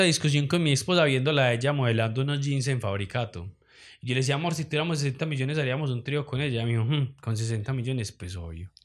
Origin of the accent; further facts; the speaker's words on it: Medellín, Antioquia, Colombia; así somos las paisas